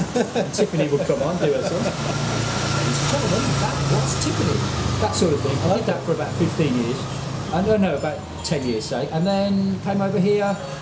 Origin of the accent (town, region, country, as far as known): West Bromwich, West Midlands, United Kingdom; born or raised there; also born or lived in Birmingham (Aston); now in Pattaya, Thailand